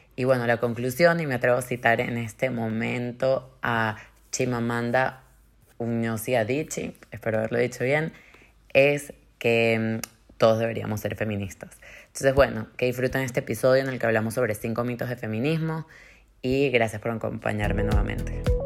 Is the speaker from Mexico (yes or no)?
no; Venezuela; somos los venezolanos